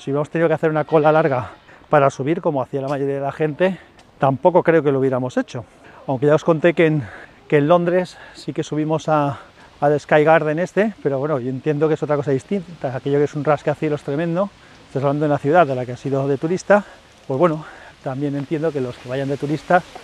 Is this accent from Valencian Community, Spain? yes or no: yes; Valencia, Valencian Community, Spain; yo soy de Valencia